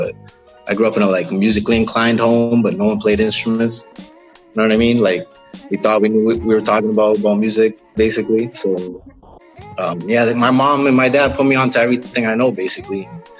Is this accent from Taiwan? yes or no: no; Malton, Ontario, Canada; I'm originally from Malton, which is like, when you get to Toronto, you land in Malton, basically. It's like the area around the airport.